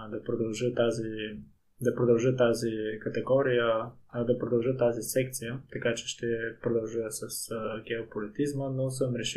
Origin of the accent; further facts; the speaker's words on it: Pleven, Pleven Province, Bulgaria; Аз бях на моят рожден ден в моя роден град Плевен